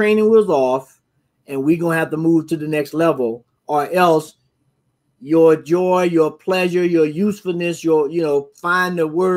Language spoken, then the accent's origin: English; the South, United States; my experience growing up in the South